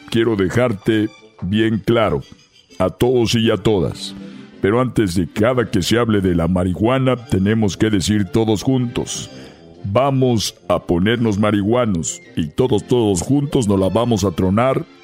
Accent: Mexico; A ver, tenemos que dejarlo bien claro de que somos mexicanos y en México podemos usar las mascarillas

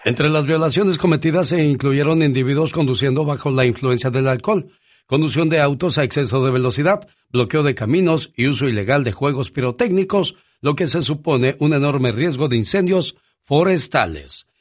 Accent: Veracruz, Mexico; moved away; un día salí de Veracruz, pero Veracruz nunca salió de mí

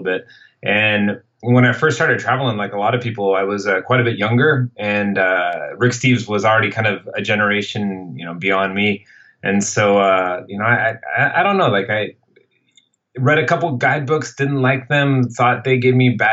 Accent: Seattle, Washington, United States; first language English; moved away as an adult; also born or lived in San Francisco / Morocco; now in Paris, France; I grew up in Seattle, Washington

